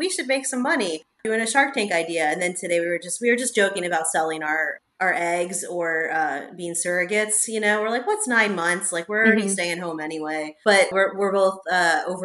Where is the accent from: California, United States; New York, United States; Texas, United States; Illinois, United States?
California, United States; Los Angeles; also born or lived in Queens; I grew up in the suburbs